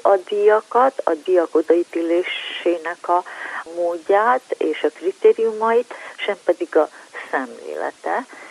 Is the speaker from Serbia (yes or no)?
yes; Vojvodina, Serbia